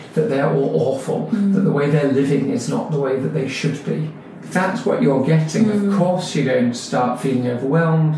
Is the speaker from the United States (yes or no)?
no; London, United Kingdom; I was born in London, I was born in Muswell Hill, Whittington Hospital from Haringey. My life was standard British London life